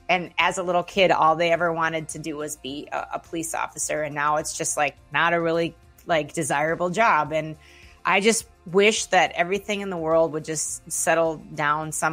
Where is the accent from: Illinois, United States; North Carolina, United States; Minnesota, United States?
Minnesota, United States; Minneapolis; I'm from Minneapolis